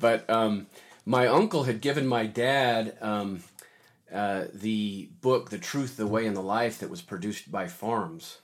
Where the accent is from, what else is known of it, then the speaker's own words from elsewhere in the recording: Davis County, Utah, United States; now in Logan, United States; I lived, I grew up down in Davis County, had a very traditional Mormon upbringing